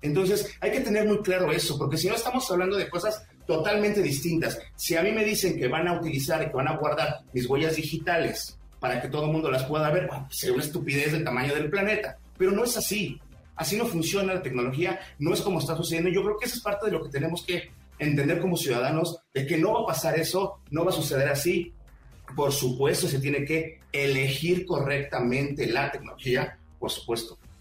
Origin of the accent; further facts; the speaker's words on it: Mexico; No soy extranjero, soy mexicano como ustedes.